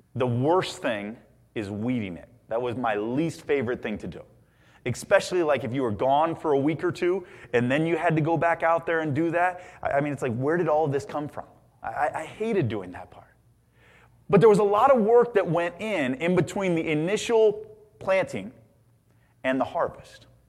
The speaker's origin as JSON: {"language": "English", "region": "Indiana", "country": "United States", "tie": "born or raised there", "said": "growing up in Indiana"}